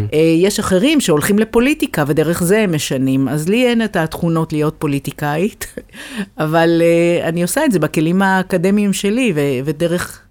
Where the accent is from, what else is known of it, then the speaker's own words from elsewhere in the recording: Beersheba, Southern District, Israel; אני לא גדלתי באשדוד, אבל גדלתי בבאר שבע, גדלתי בשכונה ד'